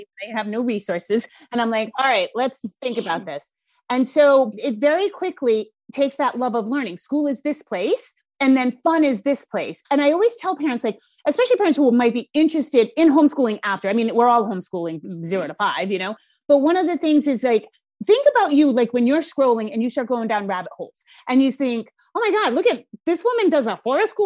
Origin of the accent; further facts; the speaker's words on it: Rhode Island, United States; accent: Rhode Island; my Rhode Island accent's coming out thick